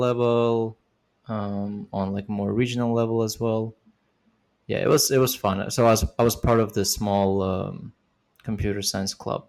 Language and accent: English; Almaty, Kazakhstan; moved away as an adult; also born or lived in Uzbekistan; now in United States; Before that, I lived in Kazakhstan, in Almaty, but I was born in Uzbekistan.